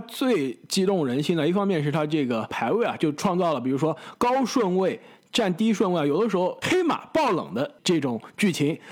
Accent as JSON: {"language": "Chinese", "country": "China", "tie": "born or raised there", "moved": "yes", "said": "小时候在国内的时候啊，就看篮球可比较多"}